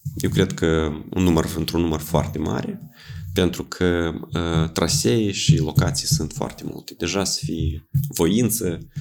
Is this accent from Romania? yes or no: no; Suruceni, Ialoveni District, Moldova; în satul meu, în Soruceni